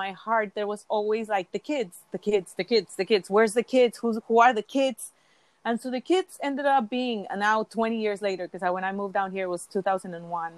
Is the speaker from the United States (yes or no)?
no; Mexico City, Mexico; moved away as an adult; I was born and raised in Mexico City